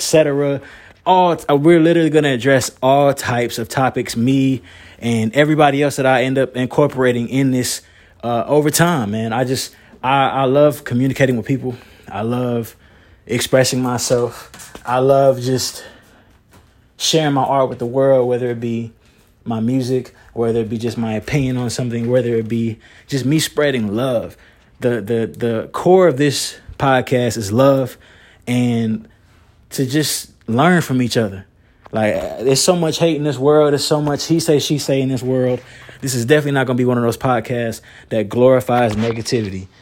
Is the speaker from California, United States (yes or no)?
no; Moore County, North Carolina, United States; I'm from Moore County, North Carolina